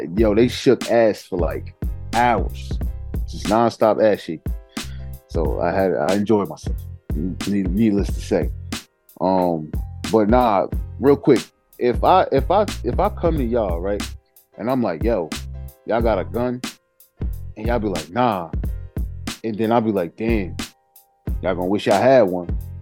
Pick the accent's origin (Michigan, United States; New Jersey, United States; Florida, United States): New Jersey, United States; I'm from Jersey.